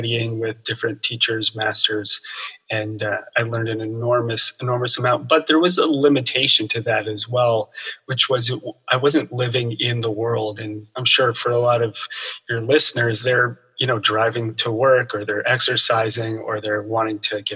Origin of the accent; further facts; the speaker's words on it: New Jersey, United States; I grew up in New Jersey in the suburbs of New York City